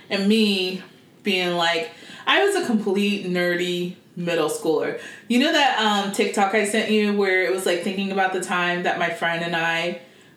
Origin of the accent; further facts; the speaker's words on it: United States; I am American.